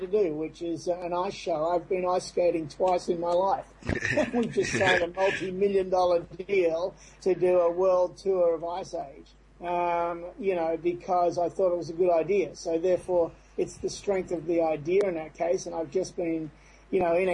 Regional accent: Australia; moved away as an adult; now in United States

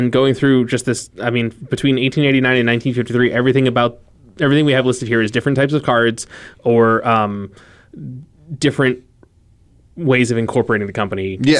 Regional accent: United States; But we're American, goddammit.

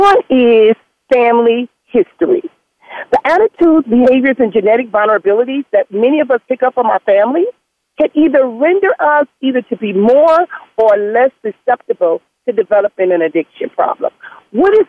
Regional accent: Compton, California, United States; growing up in Compton

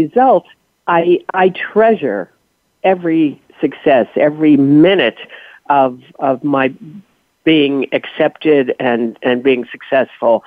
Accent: East Coast, United States; moved away as an adult; I'm from the East Coast.

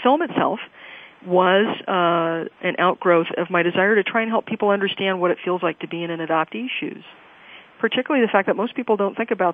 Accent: California, United States; my home state, California

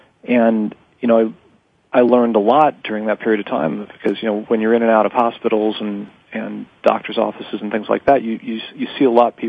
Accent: New York City, New York, United States; also born or lived in Miami; Well, I was born in 64 in New York City, and my parents were just obviously really highly achieving people

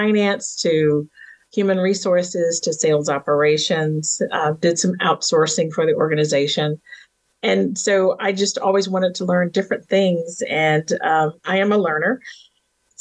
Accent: Virginia, United States; born and raised in the South in Virginia and raised on a farm

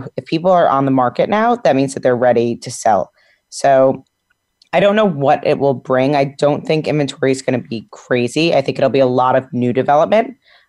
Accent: Westchester, New York, United States; I grew up in Westchester and I've been in Westchester mm-hmm. since March now.

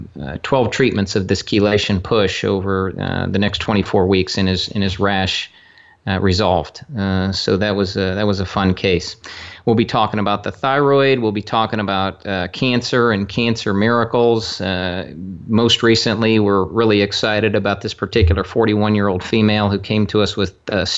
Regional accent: Cortland, New York, United States; born or raised there; also born or lived in Columbus, Ohio

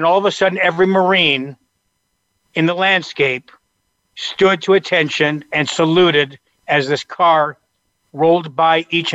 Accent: Canada; moved away as an adult; now in United States; I came from Canada originally. I've been here since I was 20 years old.

